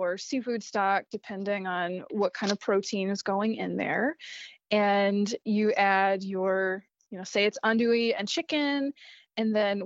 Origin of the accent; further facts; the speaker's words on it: Eunice, Louisiana, United States; I am from South Louisiana, a little corner of the state called Eunice, the capital of the Cajun Prairie.